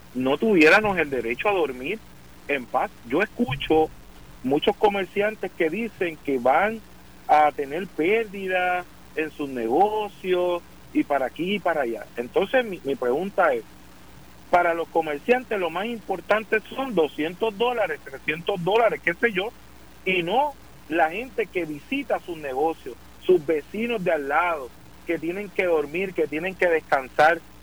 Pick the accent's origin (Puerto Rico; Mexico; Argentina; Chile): Puerto Rico; San Juan; de San Juan, yo soy sanjuanero.